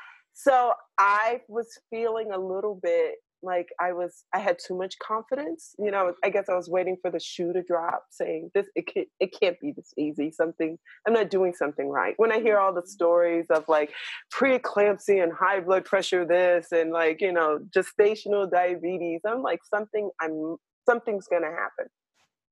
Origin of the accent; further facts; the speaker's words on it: New York City, New York, United States; I was born in New York City, in Harlem.